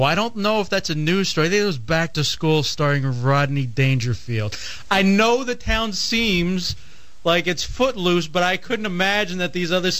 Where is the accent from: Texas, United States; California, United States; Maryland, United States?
Texas, United States; moved away; when I was growing up in Texas